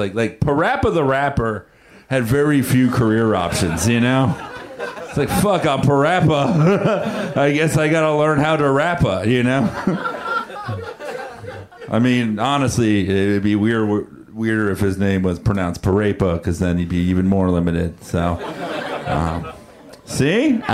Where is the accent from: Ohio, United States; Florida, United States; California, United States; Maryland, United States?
Florida, United States; moved away; I'm originally from Florida